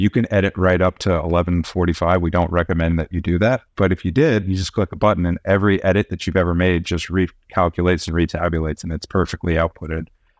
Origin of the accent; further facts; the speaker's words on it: California, United States; My mom was a trial lawyer in Santa Clara for 40 years. My dad was a technologist, and so I grew up in the Bay Area, in the heart of it